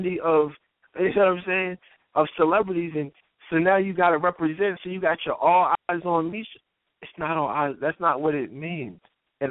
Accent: Philadelphia, Pennsylvania, United States; I'm from Philly

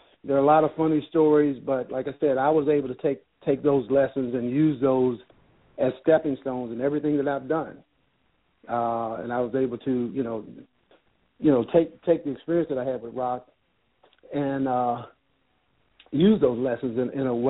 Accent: Chicago, Illinois, United States; growing up in Chicago

